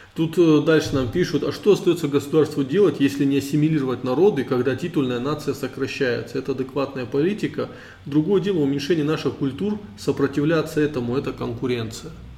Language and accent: Russian; Caucasus, Russia; Мы кавказцы, российские траблмейкеры.